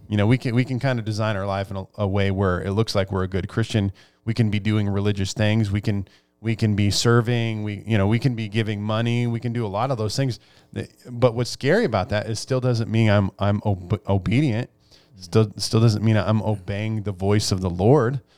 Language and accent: English; Nebraska, United States; I grew up in Nebraska